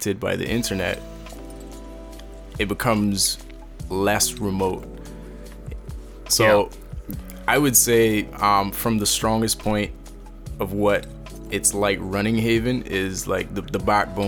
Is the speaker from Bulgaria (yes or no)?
no; Cayman Islands; I'm from the Cayman Islands.